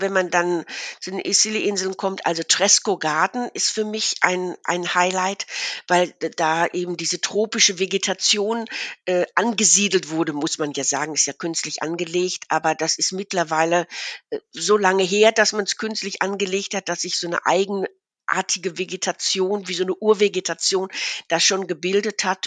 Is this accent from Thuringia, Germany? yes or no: no; Ruhr area, North Rhine-Westphalia, Germany; moved away as an adult; now in Münsterland, Germany; aufgewachsen bin ich im Ruhrgebiet